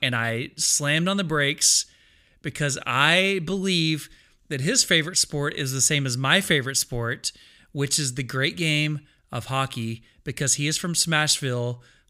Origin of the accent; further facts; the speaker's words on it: Arlington, Texas, United States; born there; I was born in Arlington, but I live in North Richland Hills